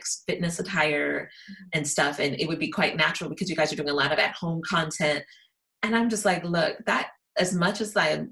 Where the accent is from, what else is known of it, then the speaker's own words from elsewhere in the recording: United States; I'm American